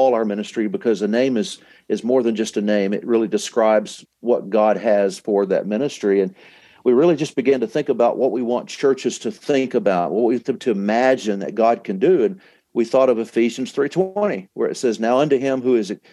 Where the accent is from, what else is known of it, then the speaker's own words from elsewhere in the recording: Dallas, Texas, United States; I'm from Dallas